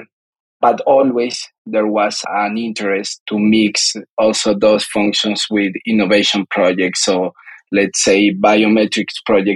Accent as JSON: {"language": "English", "region": "Bogotá", "country": "Colombia", "tie": "born or raised there", "said": "I'm a Colombian guy. I grew up in Bogota, in the capital city of Colombia"}